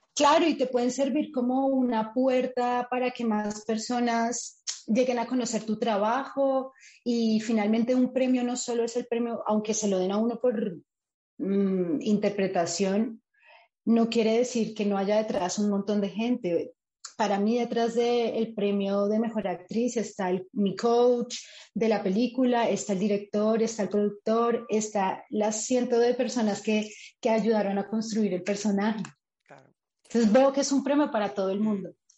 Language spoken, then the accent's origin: Spanish; Colombia; moved away as an adult; now in Spain; la primera vez que me fui del país o que salí del país de Colombia